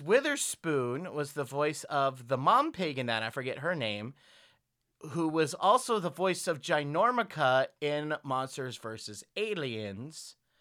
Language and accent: English; the South, United States; accent: southern; my southern accent slips out